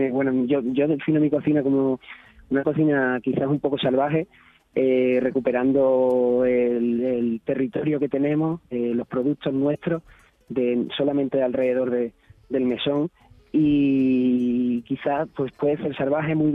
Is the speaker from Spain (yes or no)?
yes; Alcalá del Valle, Andalusia, Spain; restaurante está en Alcalá del Valle, un pueblo entre la, entre la Sierra de Cádiz y la Serranía de Ronda. Somos gaditanos, eh, pero somos el último pueblo.